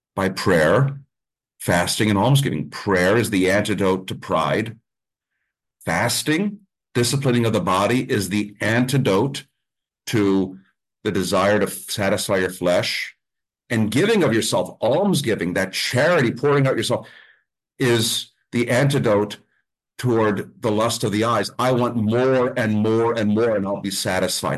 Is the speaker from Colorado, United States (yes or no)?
no; Mount Carmel, Pennsylvania, United States; I grew up with pierogies. I'm from Mount Carmel. We grew up with pierogies